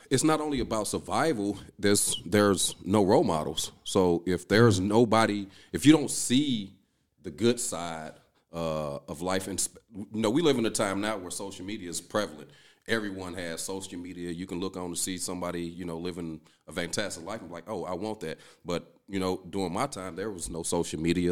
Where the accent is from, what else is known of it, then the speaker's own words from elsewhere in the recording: East St. Louis, Illinois, United States; moved away as an adult; I'm originally from East Saint Louis.